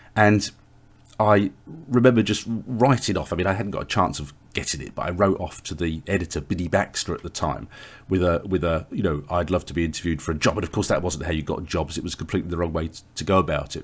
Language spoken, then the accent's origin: English; England, United Kingdom; as an Englishman